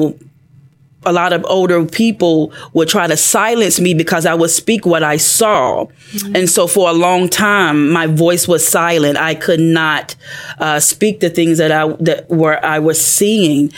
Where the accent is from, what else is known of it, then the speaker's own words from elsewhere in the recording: Pensacola, Florida, United States; I'm from Pensacola, Florida, a town called Inglewood